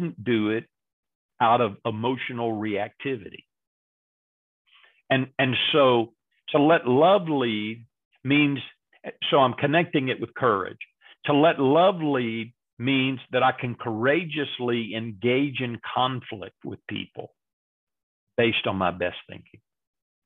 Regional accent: Texas, United States; I grew up in Texas and we're supposed to be nice all the time here in Texas

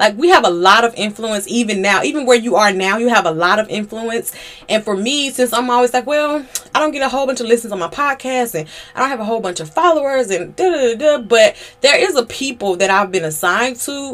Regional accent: Georgia, United States; I'm from Georgia.

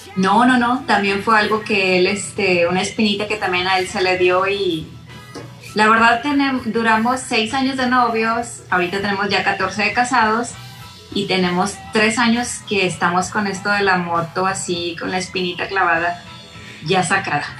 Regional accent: Monterrey, Nuevo León, Mexico; also born or lived in Santa Catarina; soy de Monterrey, originaria de Monterrey, eh, nacida en, en, la parte de Santa Catarina exactamente

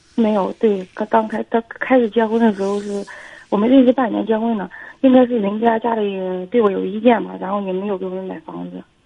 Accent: Feicheng, Shandong, China; 我从小是生活在农村的

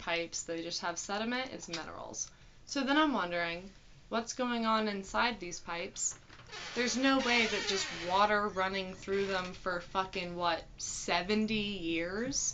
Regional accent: near Wakulla Springs, Florida, United States; moved away; Wakulla Springs, which is right outside my hometown

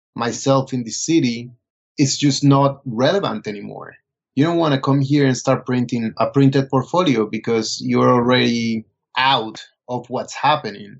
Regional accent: Colombia; moved away as an adult; also born or lived in Bogota; now in New York, United States; I was born and raised in Colombia. I went to school for cinema in Bogota.

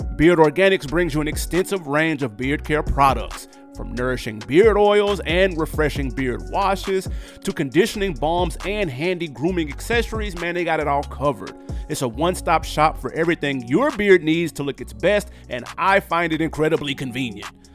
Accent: New York, United States; my hometown of New York

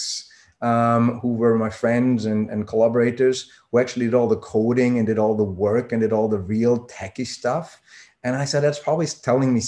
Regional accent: Vienna, Austria; moved away as an adult; also born or lived in Switzerland / Germany; I'm born and raised in Austria, so Vienna, Austria

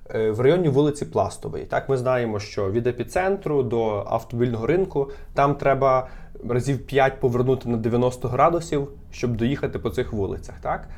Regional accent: Lviv, Lviv Oblast, Ukraine; А я виріс на Любінській, так? І там живуть досі мої батьки

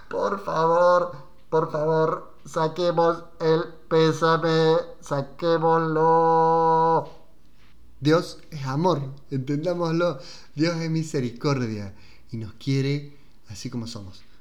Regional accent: Córdoba, Argentina; nosotros somos de Argentina, de Córdoba, yo escucho confesiones en Córdoba

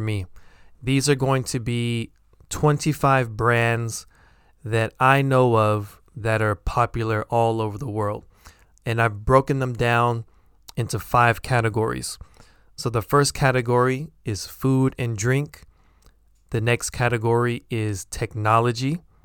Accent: United States; accent: American; my American accent.

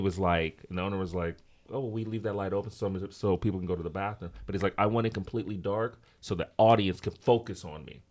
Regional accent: Los Angeles, California, United States; I'm from Los Angeles, but my background, my family's from Congo, Democratic Republic of Congo. Um, so my family moved here, like, in the late seventies. Of course, I was born here, so I don't have the accent

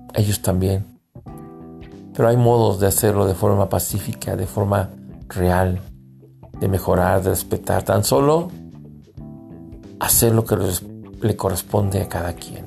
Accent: Mexico; also born or lived in United States; somos como mexicanos

